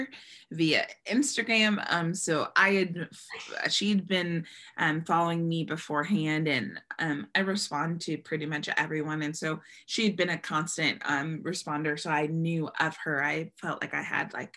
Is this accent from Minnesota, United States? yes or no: no; Bay Area, California, United States; moved away as an adult; now in Los Angeles, United States; I grew up in the Bay where there's everything of every kind of person.